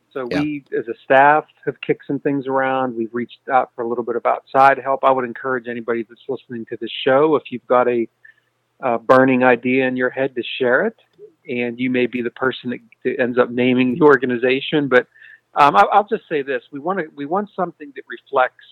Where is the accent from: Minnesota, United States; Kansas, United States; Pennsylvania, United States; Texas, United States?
Pennsylvania, United States; my home state here in Pennsylvania